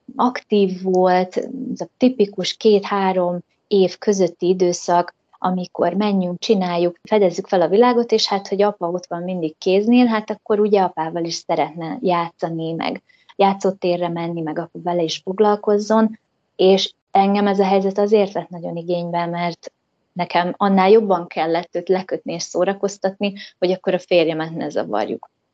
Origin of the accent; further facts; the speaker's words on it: Hungary; moved away as an adult; also born or lived in United States; én magyar lány vagyok, én ide tartozom